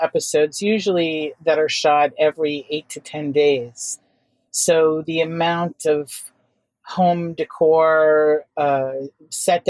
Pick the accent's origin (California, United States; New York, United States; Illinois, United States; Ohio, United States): New York, United States; New York City; I grew up in Manhattan and was lucky enough to attend good, really progressive and creative schools